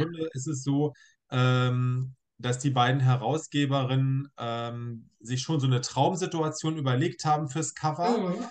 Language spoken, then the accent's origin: German; Braunschweig, Lower Saxony, Germany; moved away as an adult; also born or lived in Hildesheim; now in Hannover, Germany; ich gebürtiger Braunschweiger bin, der aber in Hannover lebt und arbeitet